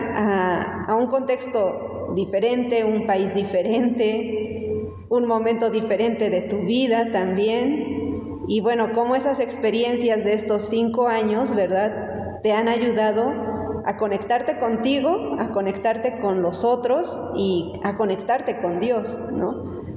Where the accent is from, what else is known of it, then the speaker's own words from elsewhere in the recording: Mexico; como mexicanas